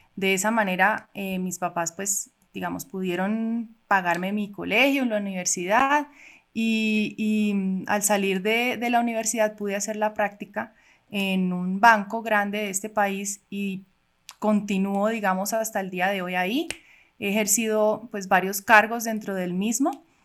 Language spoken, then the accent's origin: Spanish; Cali, Valle del Cauca, Colombia; also born or lived in Cuba; now in Bogotá, Colombia; nací en Cuba. Llegué a Colombia eh, cuando tenía ocho años con mis papás y mis hermanas. Eh, vivimos en Cali